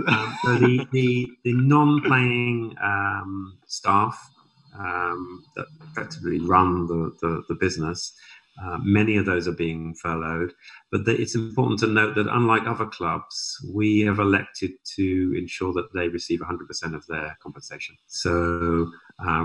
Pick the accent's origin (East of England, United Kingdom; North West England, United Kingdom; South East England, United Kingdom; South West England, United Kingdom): South East England, United Kingdom; Southampton; now in Canada; I'm obviously from Southampton